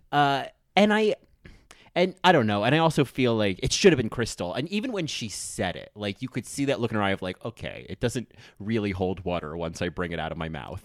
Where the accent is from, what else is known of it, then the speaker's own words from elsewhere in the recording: New Jersey, United States; I'm from New Jersey